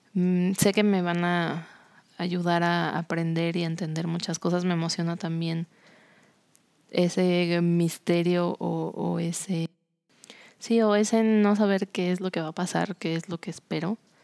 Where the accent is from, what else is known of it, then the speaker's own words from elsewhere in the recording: Cuernavaca, Morelos, Mexico; moved away as an adult; also born or lived in Mexico City; now in San Luis Potosí, Mexico; el lugar donde creciste toda tu vida